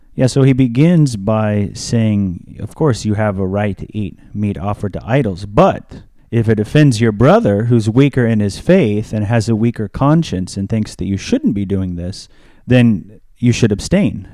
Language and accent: English; United States; As an American